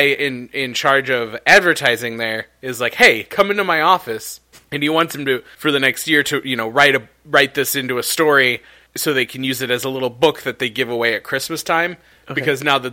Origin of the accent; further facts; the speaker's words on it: Chicagoland area, Illinois, United States; we're not from Chicago, we're from the Chicagoland area